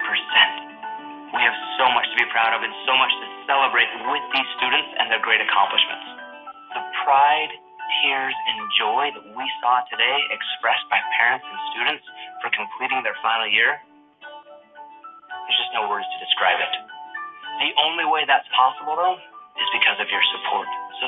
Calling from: Ecuador; I'm joining you from Chongqing, Ecuador. In fact, it's Chongqingcito, because it's just outside of Chongqing.

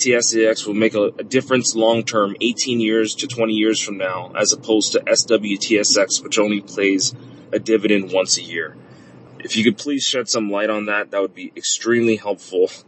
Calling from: Oahu, Hawaii, United States; Hi, Paula. This is …. I'm a listener from Oahu, Hawaii.

